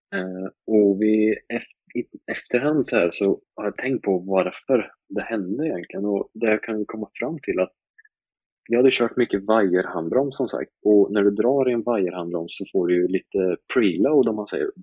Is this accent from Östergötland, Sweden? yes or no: yes; Linköping, Östergötland, Sweden; jag är uppväxt i uh, Linköping, eller ja, uh, man kan säga en liten bit utanför Linköping. jag kommer från Malmslätt